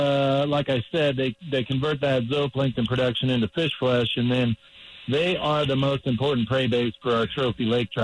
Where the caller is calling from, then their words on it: Granby, Colorado, United States; I'm at my house in Granby, Colorado.